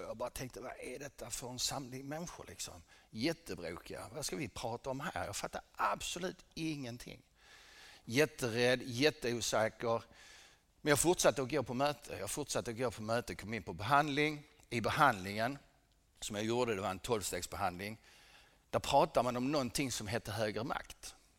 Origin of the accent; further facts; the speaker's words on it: Helsingborg, Skåne, Sweden; Jag föddes här i Helsingborg 1963